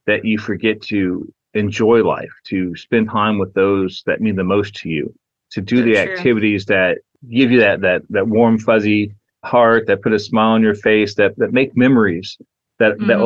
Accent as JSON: {"language": "English", "area": "Imperial Valley", "region": "Southern California", "country": "United States", "tie": "born or raised there", "also_born_or_lived": "Charleston, West Virginia", "said": "I was born in Charleston, West Virginia. I was there until about 8 years old. Then I moved to the Southern California desert of the Imperial Valley."}